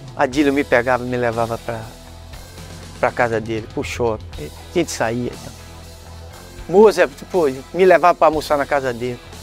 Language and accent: Portuguese; Salvador, Bahia, Brazil; ia jogar na rua, nos campos lá de barro, lá da Bahia. Sou de Salvador